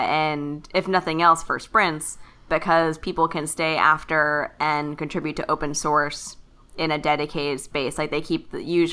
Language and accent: English; Kentucky, United States; I'm from Kentucky